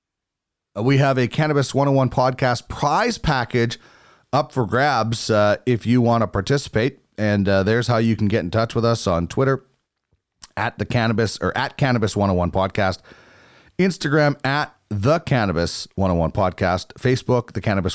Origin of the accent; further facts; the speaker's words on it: Manitoba, Canada; I grew up in Manitoba, where it's obviously very cold, but it's a different cold out west.